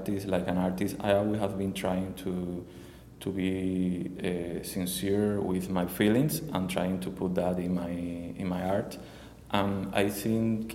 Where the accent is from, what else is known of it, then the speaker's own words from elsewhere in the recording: Cuba; English is a second language; moved away as an adult; now in Miami, United States; I emigrated from Cuba, my country, like 3 years and a half ago.